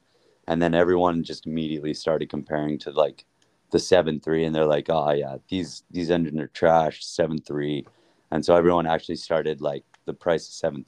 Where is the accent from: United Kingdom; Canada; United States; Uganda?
Canada; Airdrie, Alberta; Yeah, Calgary. Well, Airdrie. I always just tell everyone when we're traveling, like, Calgary, because nobody knows where Airdrie is, you know?